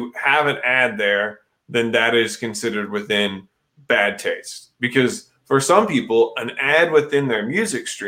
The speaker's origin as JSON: {"language": "English", "region": "Missouri", "country": "United States", "tie": "born or raised there", "said": "growing up in Missouri"}